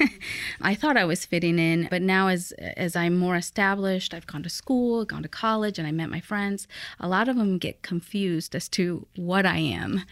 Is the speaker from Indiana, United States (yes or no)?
yes; Fort Wayne, Indiana, United States; born or raised there; English is a second language; also born or lived in Aguascalientes, Mexico